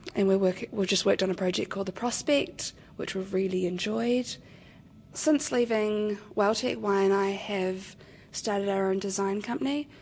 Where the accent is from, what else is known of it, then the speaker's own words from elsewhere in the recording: Wellington, New Zealand; I'm from here in Wellington.